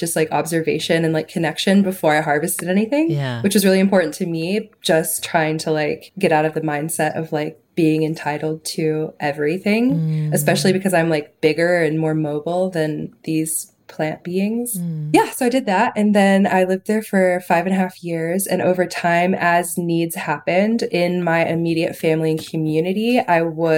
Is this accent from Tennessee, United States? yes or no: yes; Chattanooga, Tennessee, United States; I'm from Chattanooga